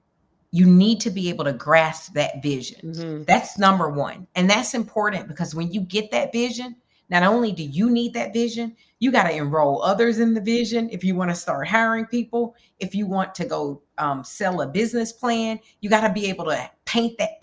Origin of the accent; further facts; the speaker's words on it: Alabama, United States; also born or lived in Minneapolis; now in New York, United States; somebody who's originally from Alabama